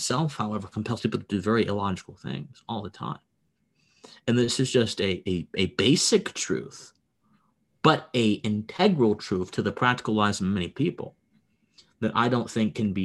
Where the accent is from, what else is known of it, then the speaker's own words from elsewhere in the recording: Harrisburg, Pennsylvania, United States; now in Georgia, United States; I was born in Pennsylvania. Okay. I was raised there nice. I was raised there for a good portion of my life. I moved to Georgia. I was at Harrisburg, actually the capital. I was born there